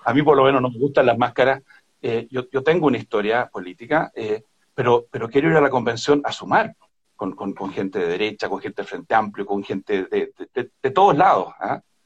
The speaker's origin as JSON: {"language": "Spanish", "country": "Chile", "said": "como chilenas y chilenos"}